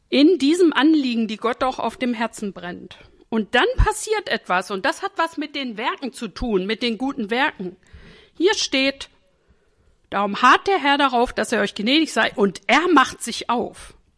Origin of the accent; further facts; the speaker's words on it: Northern Germany, Germany; ich bin norddeutsch geprägt